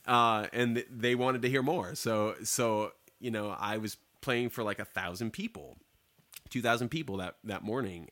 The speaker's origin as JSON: {"language": "English", "town": "Durant", "region": "Oklahoma", "country": "United States", "moved": "yes", "said": "I'm from Durant"}